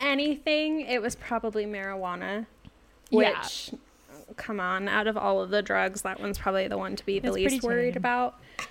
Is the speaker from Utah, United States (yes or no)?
yes; Syracuse/Clearfield, Utah, United States; also born or lived in Provo, Utah; when you live in a tiny conservative town in suburban Utah